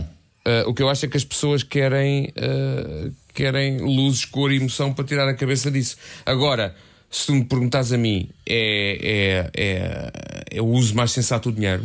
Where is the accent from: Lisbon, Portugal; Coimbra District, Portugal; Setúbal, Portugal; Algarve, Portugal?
Lisbon, Portugal; Algés; cresci em Algés de Cima, portanto, por trás da Pedreira dos Húngaros